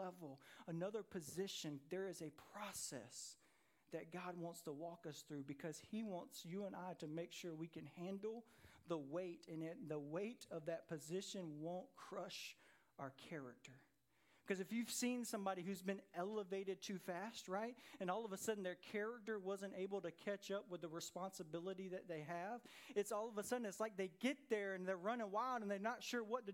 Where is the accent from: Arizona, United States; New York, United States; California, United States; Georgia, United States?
Georgia, United States; Jonesboro; I grew up in Jonesboro, Georgia, on the south side of Atlanta